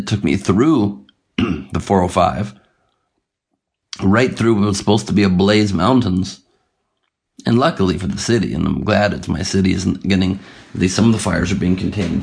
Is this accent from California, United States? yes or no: yes; Los Angeles, California, United States; Los Angeles, my hometown